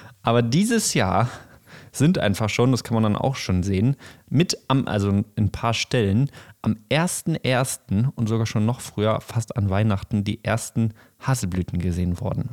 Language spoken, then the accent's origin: German; Bochum, North Rhine-Westphalia, Germany; ich bin in der Stadt aufgewachsen in Bochum